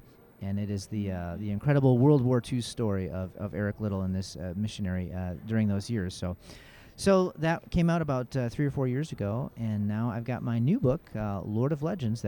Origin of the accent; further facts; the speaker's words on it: Kalamazoo, Michigan, United States; moved away as an adult; also born or lived in Nanchang, China; I was literally as far away from my hometown, Kalamazoo, Michigan, Nanchang, China, on the globe